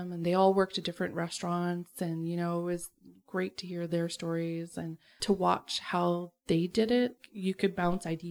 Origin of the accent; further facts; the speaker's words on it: Keswick, Ontario, Canada; moved away as an adult; right around where I grew up.